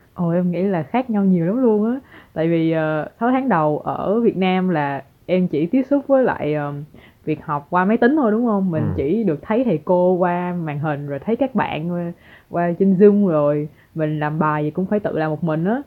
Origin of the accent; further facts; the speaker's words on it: Ho Chi Minh City, Vietnam; moved away as an adult; now in Japan; em đến từ Sài Gòn ừ. là ở Việt Nam